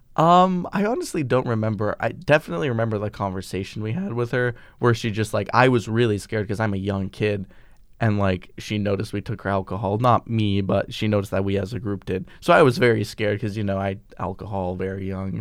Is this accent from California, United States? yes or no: no; Vermont, United States; we're from Vermont